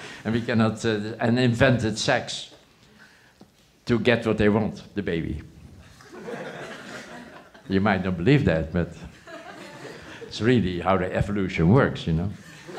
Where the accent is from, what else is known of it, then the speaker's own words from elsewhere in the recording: Netherlands; English is a second language; moved away; I came from Holland, and they presented me the script, and I didn't even know exactly the politics.